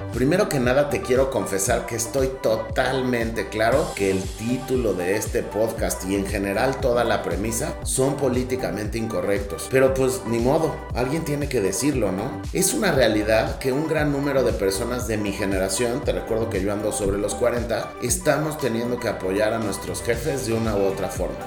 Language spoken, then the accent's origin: Spanish; Mexico; yo soy mexicano